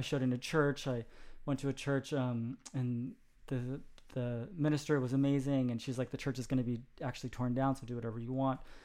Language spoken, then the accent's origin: English; Sacramento, California, United States; I was born in Sacramento, California